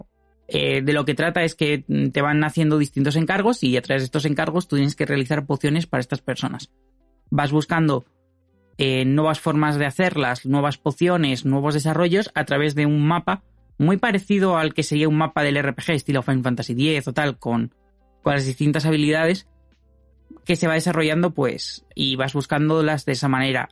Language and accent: Spanish; Madrid, Community of Madrid, Spain; soy de Madrid